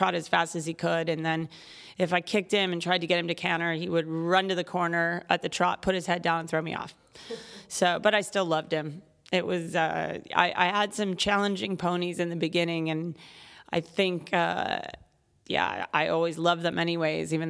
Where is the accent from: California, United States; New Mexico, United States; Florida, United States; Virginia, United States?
Virginia, United States; My mother was a horse person, and so we were growing up in Virginia, which is also horse country